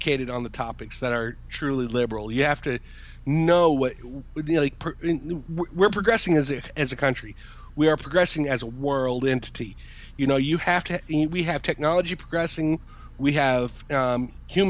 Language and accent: English; United States